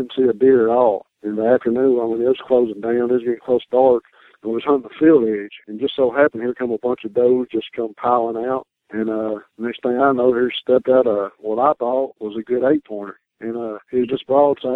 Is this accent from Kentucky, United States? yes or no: yes; Franklin, Kentucky, United States; I'm from Franklin, Kentucky.